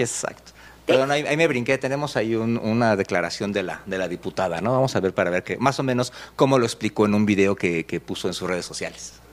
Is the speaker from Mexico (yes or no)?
yes; Mexico; aquí en México